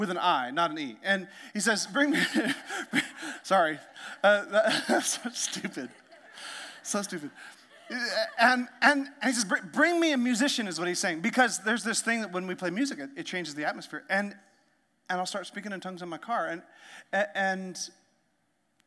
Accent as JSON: {"language": "English", "country": "Canada", "tie": "born or raised there", "moved": "yes", "lives_now": "United States", "said": "I learned French because I grew up in Canada"}